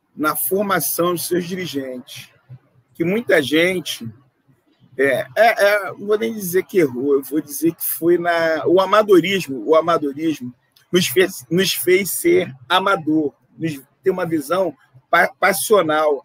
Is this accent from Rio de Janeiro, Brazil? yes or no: yes; Rio de Janeiro, Brazil; Nós somos